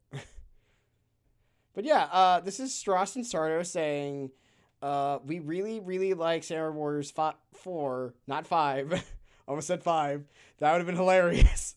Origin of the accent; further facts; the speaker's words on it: San Francisco, California, United States; in my hometown of San Francisco, shout out to the city by the bay